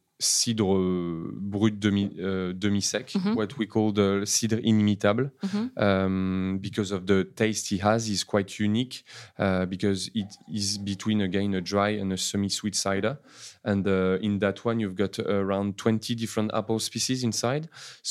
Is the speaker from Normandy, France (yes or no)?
yes; Normandy, France; And I grew up in Normandy in the Chateau de Sassy.